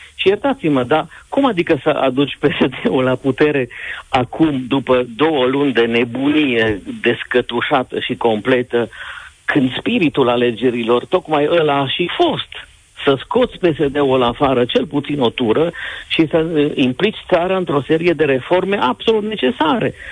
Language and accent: Romanian; Transylvania, Romania; Eu vă vorbesc ca un român ardelean